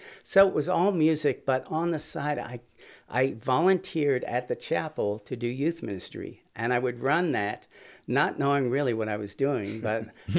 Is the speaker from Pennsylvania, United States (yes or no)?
yes; Philadelphia, Pennsylvania, United States; No, I grew up there in Southwest Philly, went to John Bartram High School, and went to Temple University undergrad as music ed and the trombone.